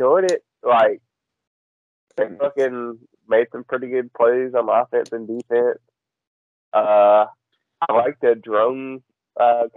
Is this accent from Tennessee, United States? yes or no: yes; Tennessee, United States; they moved into my home state